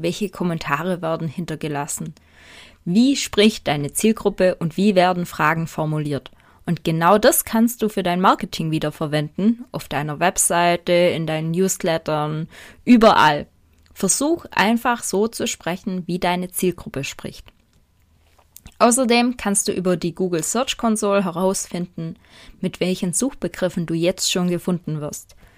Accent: Swabia, Germany; Ich komme aus dem Schwäbischen

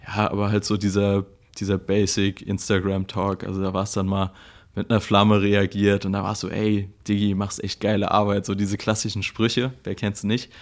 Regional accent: Mainz, Rhineland-Palatinate, Germany; Ich komme aus Mainz.

